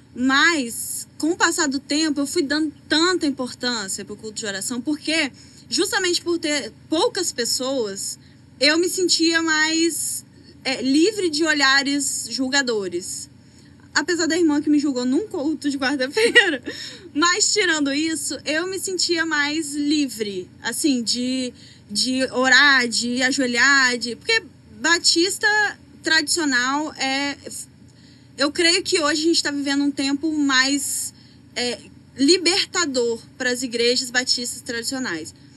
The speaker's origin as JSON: {"language": "Portuguese", "town": "Presidente Kennedy", "region": "Espírito Santo", "country": "Brazil", "tie": "born or raised there", "moved": "as an adult", "lives_now": "Rio de Janeiro, Brazil", "said": "eu sou de Kennedy, todos conhecem provavelmente, é uma cidade muito pequena"}